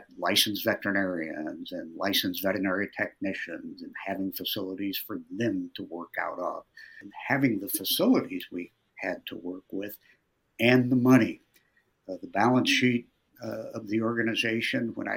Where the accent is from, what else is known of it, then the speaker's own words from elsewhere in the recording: Lincoln, Nebraska, United States; I was born and raised in Lincoln